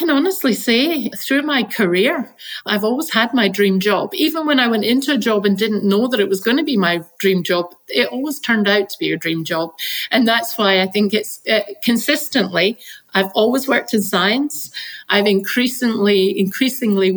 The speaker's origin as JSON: {"language": "English", "town": "Glasgow", "region": "Scotland", "country": "United Kingdom", "tie": "born or raised there", "said": "I grew up in Scotland. I grew up in the west coast of Scotland and I grew up in Glasgow."}